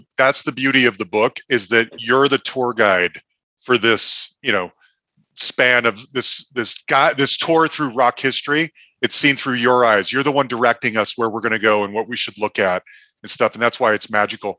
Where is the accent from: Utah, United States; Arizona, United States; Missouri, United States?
Utah, United States; Salt Lake City; I'm growing up in Salt Lake City, Utah